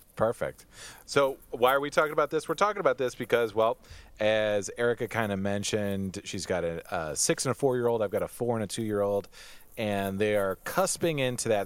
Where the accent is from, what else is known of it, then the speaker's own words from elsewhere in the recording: Michigan, United States; we're both from Michigan. We're both from Michigan